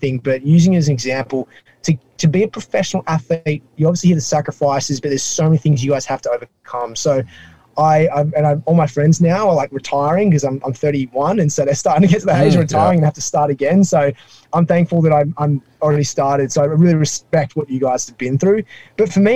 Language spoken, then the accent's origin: English; Sydney, New South Wales, Australia; accent: Australian; now in New York City, United States; my accent is not from the deep south. It's from Australia. I grew up in a place called Sydney in the Northern Beaches, Sydney specifically.